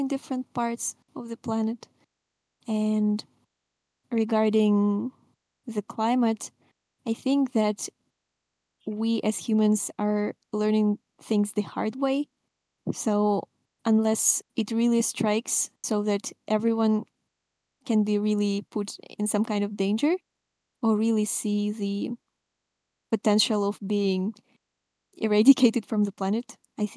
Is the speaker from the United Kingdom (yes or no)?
no; Russia; I'm from Russia